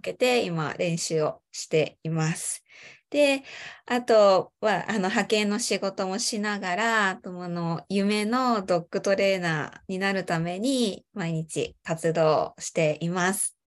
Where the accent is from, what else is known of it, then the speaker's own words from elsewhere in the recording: Chiba, Japan; 私は、ま、生まれも育ちも千葉県で、ま、今も千葉県に住んでいます。